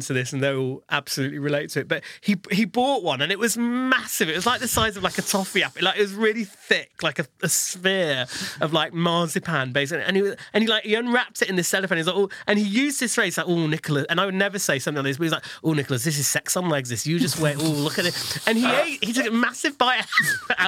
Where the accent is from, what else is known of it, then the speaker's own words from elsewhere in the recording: Leeds, Yorkshire and the Humber, United Kingdom; he's from Leeds, like I am, but he has far more of an accent than